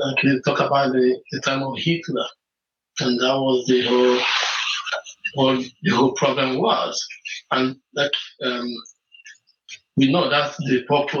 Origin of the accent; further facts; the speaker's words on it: Nigeria; moved away; I remember growing up in Nigeria where they have different denominations, they have Methodists, which while growing up out of, they have Assembly, they have Anglican, they have a huge Catholic.